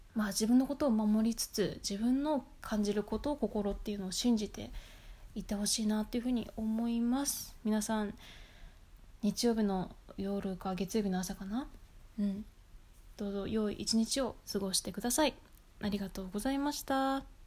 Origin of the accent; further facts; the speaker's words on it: Japan; moved away as an adult; now in Vancouver, Canada; 私も日本で生まれて女性として19年ぐらいずっと生きてる